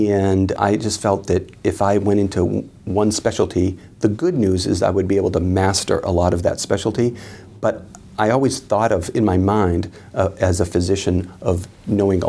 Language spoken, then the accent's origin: English; Boston, Massachusetts, United States; I'm from right here.